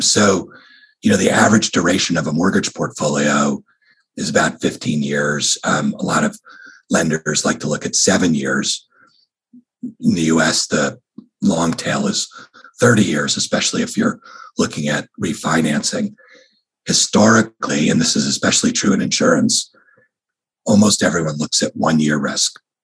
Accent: New York, United States; now in California, United States; I grew up in New York

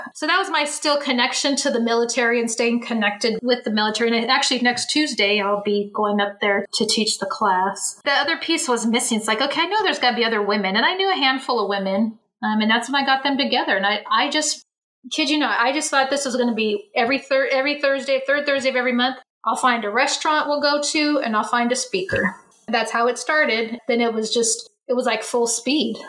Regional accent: Bay Area, California, United States; moved away as an adult; I'm from the Bay Area.

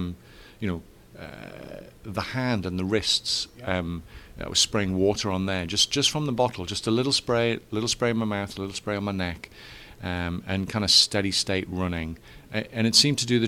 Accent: England, United Kingdom; moved away as an adult; now in Florida, United States; I'm English

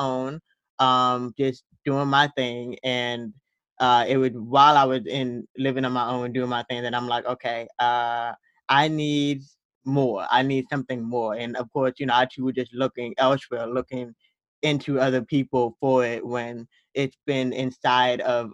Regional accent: American South, United States; we're Black American Southerners

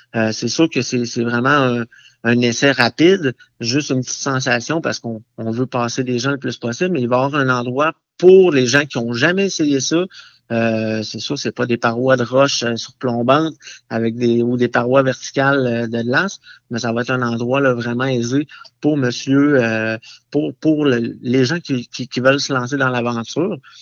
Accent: Pont-Rouge, Quebec, Canada; je suis natif de Pont-Rouge

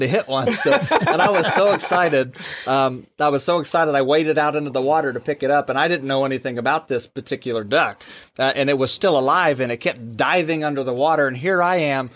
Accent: Wichita, Kansas, United States; now in Birch Tree, United States; I was born in Wichita, Kansas, which is a lot bigger community

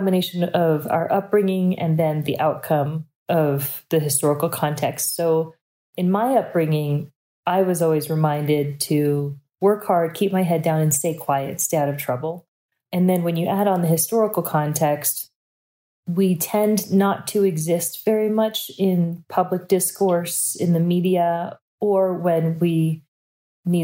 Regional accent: United States; now in San Francisco Bay Area, United States; I'm Taiwanese American

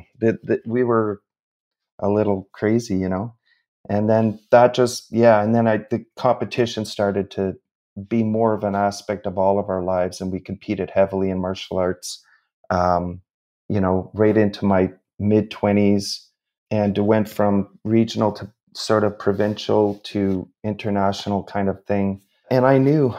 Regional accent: Sudbury, Ontario, Canada; I grew up in Northern Ontario, in Sudbury, in a mining town, about 4.5 hours north of Toronto.

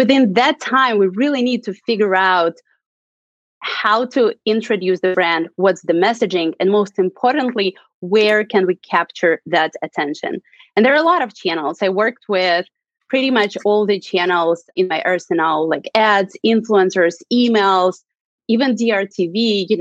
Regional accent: Russia; moved away as an adult; now in San Francisco, United States; I'm originally from Russia. I moved to the United States 8 years ago.

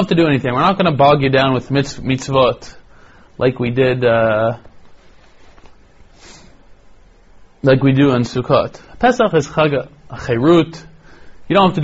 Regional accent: Toronto, Ontario, Canada; now in Israel; when I was growing up in Toronto

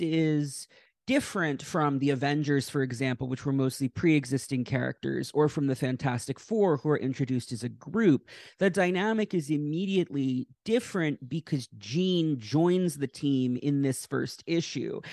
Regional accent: Westchester, New York, United States; grew up in Westchester, New York

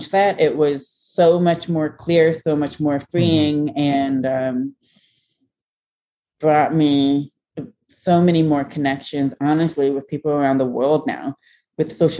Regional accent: Ohio, United States; being an American-born Chinese in a very small town in Ohio

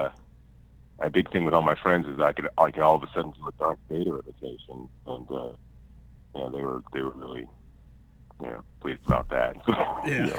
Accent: Pittsburgh, Pennsylvania, United States; born or raised there

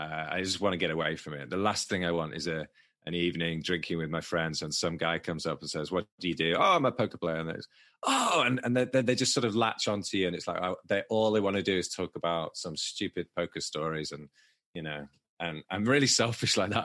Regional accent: Manchester, North West England, United Kingdom; accent: Manchester; my Manchester accent

